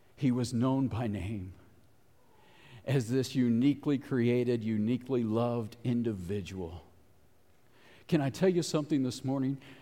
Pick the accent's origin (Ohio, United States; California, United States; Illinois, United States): Ohio, United States; Cincinnati; moved away; I grew up in Cincinnati